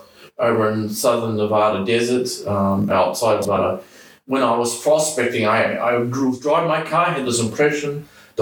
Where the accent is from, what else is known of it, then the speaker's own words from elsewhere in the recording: New Zealand; moved away as an adult; I grew up here in New Zealand